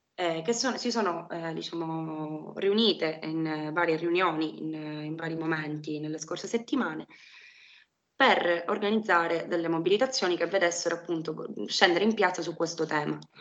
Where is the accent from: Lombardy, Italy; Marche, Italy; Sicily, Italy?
Sicily, Italy; Palermo; sono palermitana, eh, vivo a Palermo da, da sempre